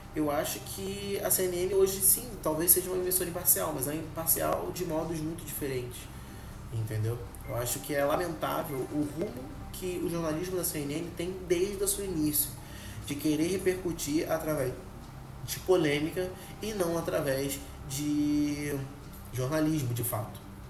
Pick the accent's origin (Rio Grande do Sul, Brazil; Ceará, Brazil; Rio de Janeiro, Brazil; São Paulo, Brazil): Rio de Janeiro, Brazil; que sou do Rio